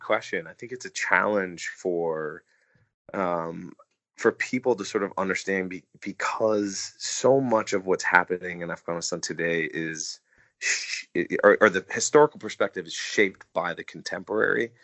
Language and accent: English; United States; as an American